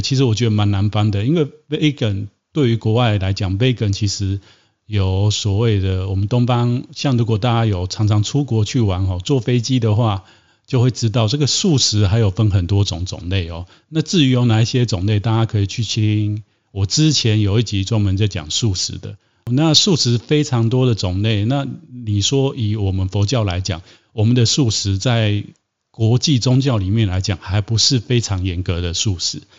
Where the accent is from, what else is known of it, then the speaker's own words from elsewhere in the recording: Taiwan; 我们台湾人民